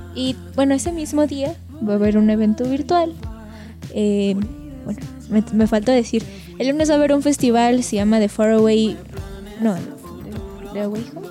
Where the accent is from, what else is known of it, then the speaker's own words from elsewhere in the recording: Mexico; nosotros somos mexicanos